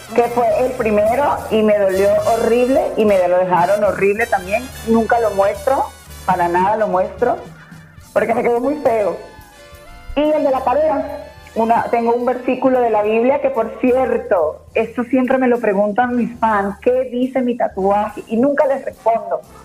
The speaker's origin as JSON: {"language": "Spanish", "country": "Venezuela", "also_born_or_lived": "Mexico City, Mexico", "moved": "yes", "lives_now": "Mexico", "said": "mis raíces son mis raíces, soy venezolana, tengo un carácter de una venezolana"}